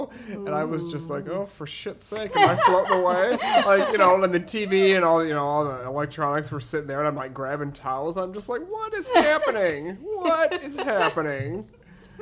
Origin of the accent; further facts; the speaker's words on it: Parkersburg, Iowa, United States; moved away; I'm from Parkersburg, you know, a tornado town